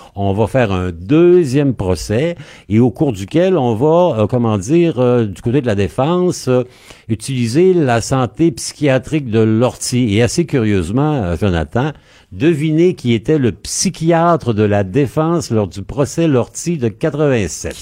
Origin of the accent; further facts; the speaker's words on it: Quebec City, Quebec, Canada; chez nous, à Québec, au Québec, au Canada